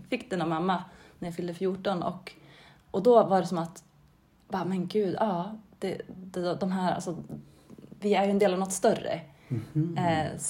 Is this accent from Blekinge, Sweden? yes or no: no; Mohed, Gävleborg County, Sweden; moved away as an adult; also born or lived in Norway / Stockholm; now in Bollnäs, Sweden; jag växte upp i Mohed, en liten